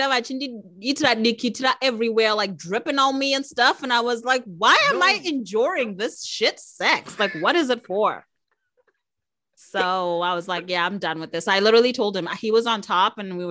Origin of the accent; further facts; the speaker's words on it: Harare, Zimbabwe; moved away as an adult; now in Canada; I actually was born and raised in Harare, Zimbabwe. So, Zim is my home